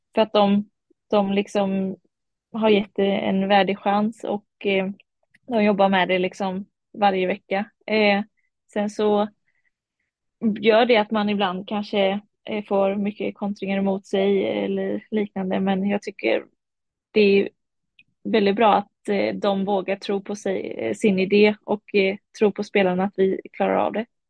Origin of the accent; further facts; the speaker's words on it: Varberg, Halland County, Sweden; Ja, min familj är från eh, Kumla. Eh, men jag är född och uppvuxen i Varberg